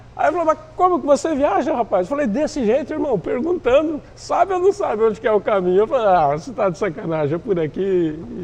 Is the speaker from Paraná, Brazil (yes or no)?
yes; interior of Paraná, Brazil; also born or lived in Quarto Centenário / Santa Helena / São José das Palmeiras; now in Foz do Iguaçu, Brazil; eu sou nascido em 67, no interior do Paraná, uma cidadezinha bem pequena, quarto centenário. Daí fui migrando ainda pela região interiorana, Santa Helena, São José do. São José, São José do das Palmeiras, do aqui, né? Do Ouro Trataria. Catarina. É. E até cheguei em Foz em 79.